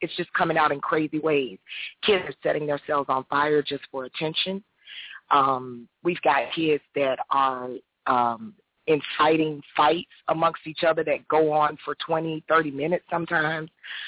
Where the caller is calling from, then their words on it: Jacksonville, Florida, United States; Jacksonville, Florida.